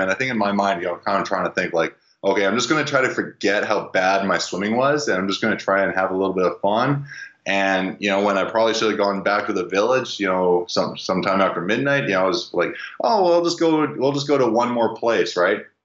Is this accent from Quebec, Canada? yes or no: no; Vancouver, British Columbia, Canada; I'm from Vancouver